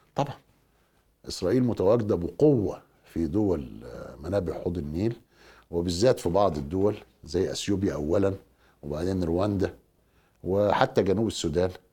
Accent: Egypt

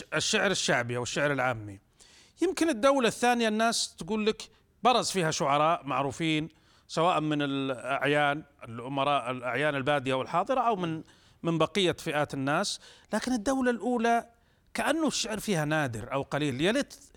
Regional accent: Saudi Arabia; احنا كسعوديين

